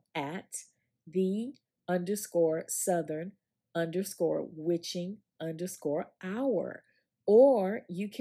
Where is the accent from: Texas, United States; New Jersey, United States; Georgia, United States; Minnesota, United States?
Georgia, United States; Augusta; when we were growing up in Georgia